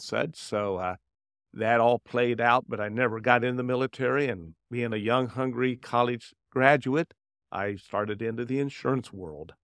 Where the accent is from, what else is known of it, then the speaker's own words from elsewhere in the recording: Indianapolis, Indiana, United States; also born or lived in Dayton, Ohio / Cincinnati, Ohio; I was born in Dayton, Ohio, and we moved here when I was young, uh, from Cincinnati and into Indianapolis area